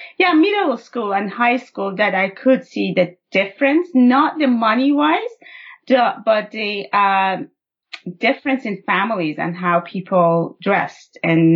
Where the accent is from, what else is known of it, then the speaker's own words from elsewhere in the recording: Iran; moved away as an adult; now in Canada; I was born and raised in Iran. And I moved to Canada, like I was an adult when I moved to Canada, well into my adulthood.